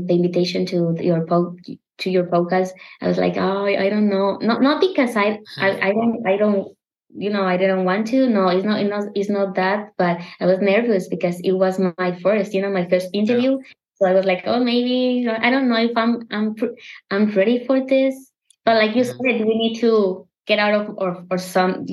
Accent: Mexico; English is a second language; I have an accent. I'm from Mexico

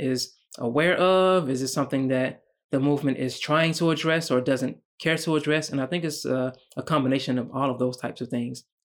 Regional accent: United States; as a black man growing up in America

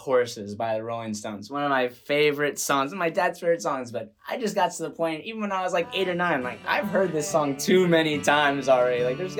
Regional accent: California, United States; I was born in California in the year 2000, so like within 12 months of … being released

